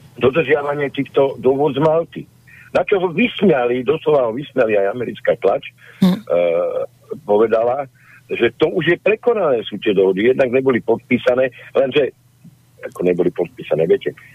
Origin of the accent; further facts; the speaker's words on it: Slovakia; som sa narodil na Slovensku